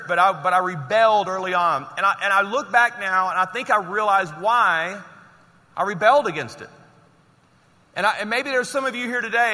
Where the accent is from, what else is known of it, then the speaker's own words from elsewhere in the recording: Louisiana, United States; I'm from Louisiana